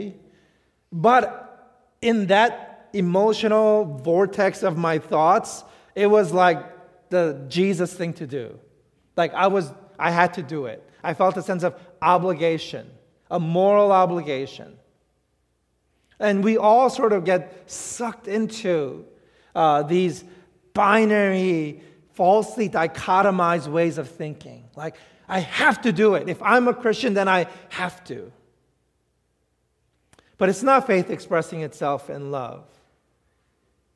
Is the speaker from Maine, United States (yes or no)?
no; New York City, New York, United States; I grew up in New York City.